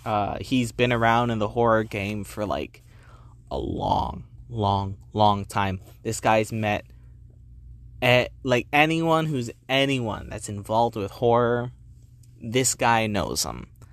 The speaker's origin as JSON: {"language": "English", "region": "New Jersey", "country": "United States", "said": "I came from New Jersey."}